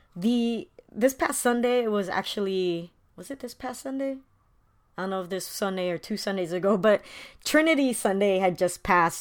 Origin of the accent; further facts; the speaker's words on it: Philippines; as a Filipino